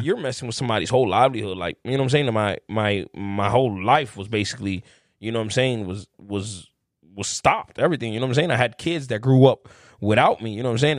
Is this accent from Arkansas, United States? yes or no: no; Chicago, Illinois, United States; I grew up in Humble Park, man, my whole my life